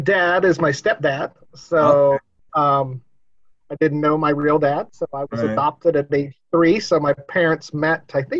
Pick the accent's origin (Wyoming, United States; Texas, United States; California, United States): Wyoming, United States; Cody; also born or lived in Buffalo, Wyoming / Holbrook; Cody, Wyoming, and then I moved to Buffalo in between my sophomore and junior year. So I lived in Cody till I was 16 and then moved to Buffalo, Wyoming.